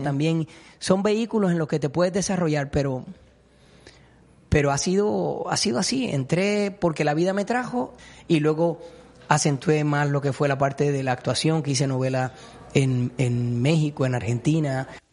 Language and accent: Spanish; Puerto Rico; a todos los puertorriqueños que nos gusta la música